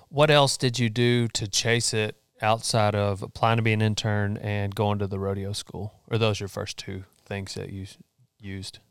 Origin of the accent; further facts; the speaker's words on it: Memphis, Texas, United States; also born or lived in College Station, Texas / Huntsville, Texas; I grew up in Memphis and, uh, Memphis, Texas